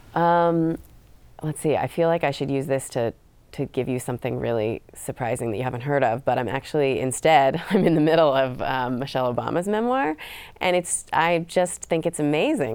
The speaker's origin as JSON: {"language": "English", "region": "California", "country": "United States", "tie": "born or raised there", "said": "I grew up in California."}